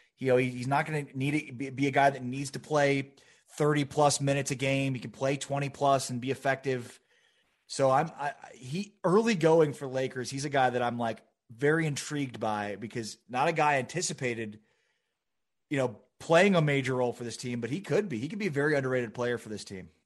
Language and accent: English; Chicago, Illinois, United States; now in Dallas, United States; I grew up in Chicago.